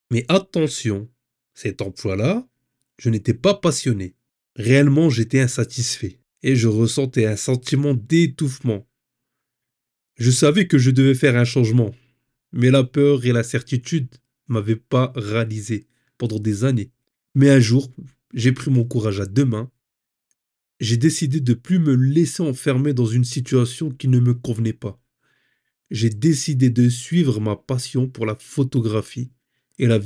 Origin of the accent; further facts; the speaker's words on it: Hauts-de-France, France; now in Île-de-France, France; Je suis originaire du Nord-Pas-de-Calais j'ai quitté la région pour la région parisienne.